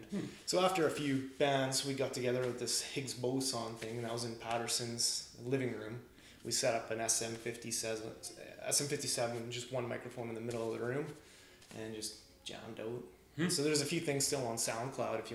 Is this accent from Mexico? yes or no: no; Lloydminster, Saskatchewan, Canada; growing up in Lloydminster